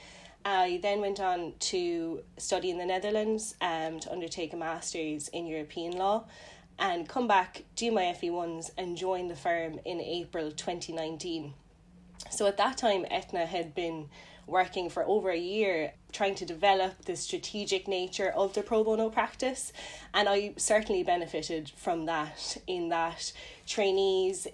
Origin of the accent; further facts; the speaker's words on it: Cork, Munster, Ireland; I'm from Cork originally